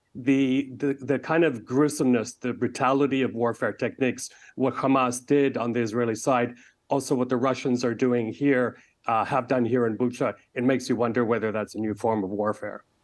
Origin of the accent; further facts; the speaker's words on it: Canada; now in Kyiv, Ukraine; my home country of Canada